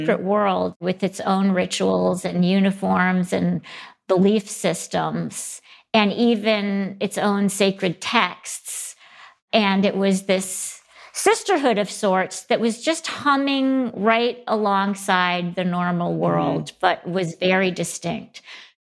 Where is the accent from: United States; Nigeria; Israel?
United States; Grand Rapids, Michigan; also born or lived in Ann Arbor, Michigan; I grew up in Ann Arbor and then most of the time in Grand Rapids, Michigan